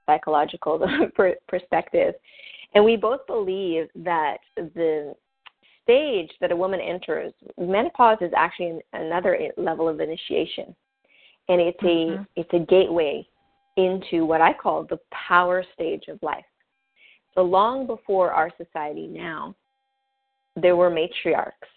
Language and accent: English; Canada; I'm French Canadian